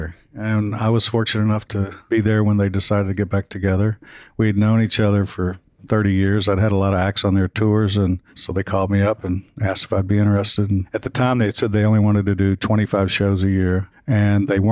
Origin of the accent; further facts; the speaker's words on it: Kentucky, United States; I was from Kentucky